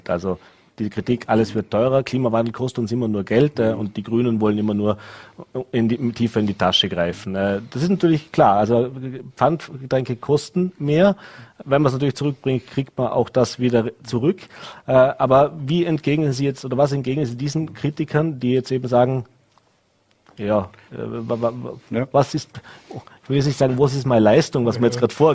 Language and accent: German; Vorarlberg, Austria; Plastikpfand als Vorarlberger von unseren deutschen Nachbarn, ja.